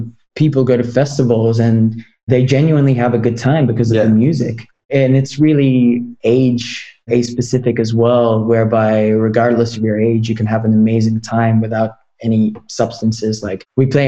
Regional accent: Australia; I grew up in Australia

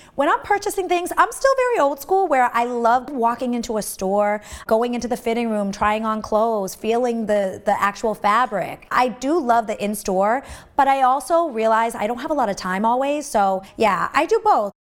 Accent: Massachusetts, United States; I'm originally from Massachusetts

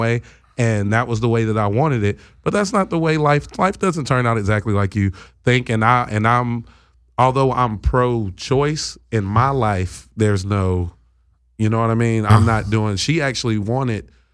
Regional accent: North Carolina, United States; moved away; I'm from North Carolina originally

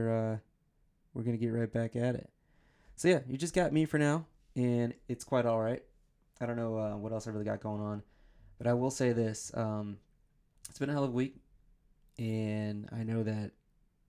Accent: Michigan, United States; also born or lived in the South; now in New Jersey, United States; I was born and raised in Michigan

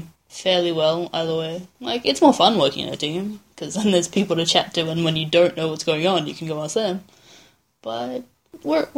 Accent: Adelaide, South Australia, Australia; moved away; travel back to Adelaide in my hometown

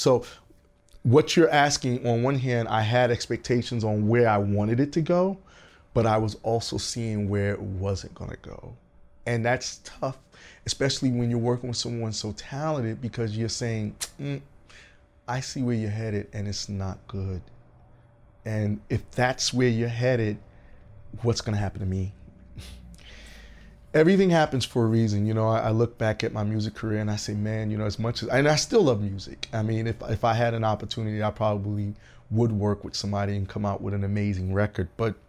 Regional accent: Georgia, United States; now in Los Angeles, United States; I came from Atlanta, Augusta, GA. And I had lived there for years.

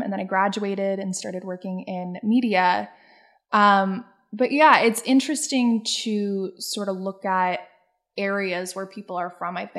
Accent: Scranton, Pennsylvania, United States; also born or lived in New York City; So I'm originally from the Wilkes-Barre-Scranton, sort of where I'm based right now, actually, the Wilkes-Barre-Scranton part of Pennsylvania.

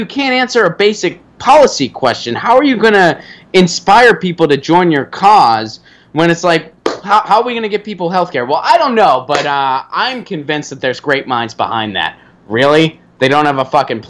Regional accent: Pittsburgh, Pennsylvania, United States; I grew up in Pittsburgh

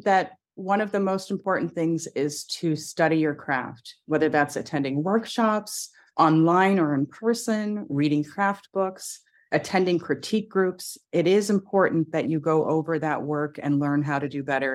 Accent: United States; I'm biracial, I should say, for your audio listeners, and I'm American.

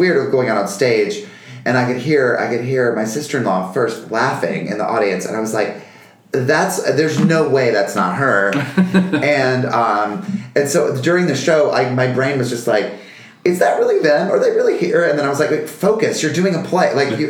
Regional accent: North Carolina, United States; also born or lived in Virginia; I'm from North Carolina, where I grew. Well, we moved around a lot, but we were pretty much between the Carolinas and Virginia a little bit.

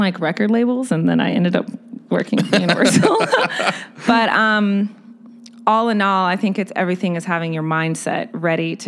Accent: Austin, Texas, United States; also born or lived in London; now in Chicago, United States; I was raised in Austin

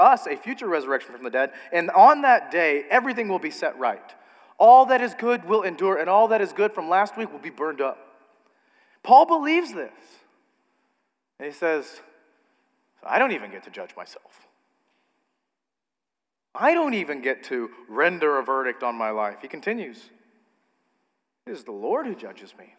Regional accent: United States; as an American

